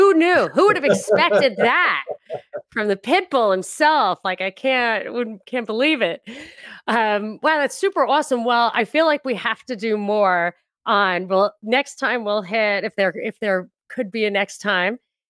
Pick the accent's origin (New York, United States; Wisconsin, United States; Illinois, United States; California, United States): New York, United States; like, I'm from New York.